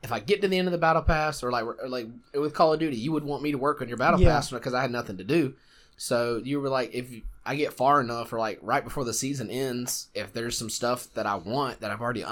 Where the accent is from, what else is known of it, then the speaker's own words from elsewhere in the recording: South Georgia, United States; accent: Southern; also born or lived in Japan; I was born and raised in South Georgia